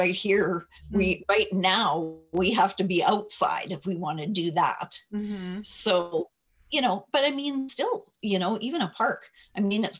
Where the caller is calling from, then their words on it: Alberta, Canada; I'm in just outside of Edmonton, Canada.